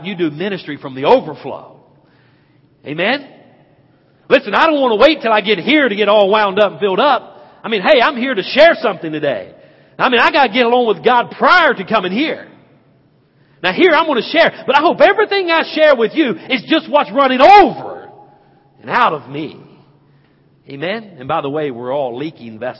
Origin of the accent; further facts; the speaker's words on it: Hickory, North Carolina, United States; as a boy growing up in Penelope Baptist Church back in Hickory, North Carolina